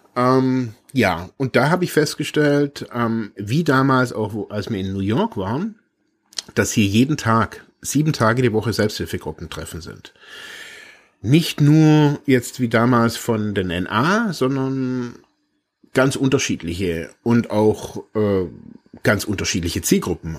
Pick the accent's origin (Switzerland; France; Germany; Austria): Germany; bin aus Deutschland